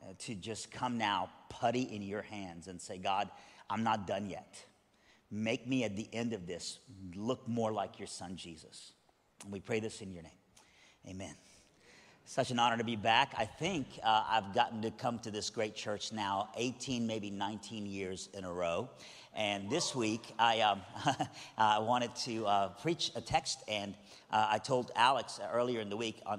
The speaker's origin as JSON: {"language": "English", "region": "South Iran", "country": "Iran", "moved": "yes", "said": "I'm originally from Iran, but even when I was in Iran, I was from South Iran, all right? So I've always been a Southerner, all right?"}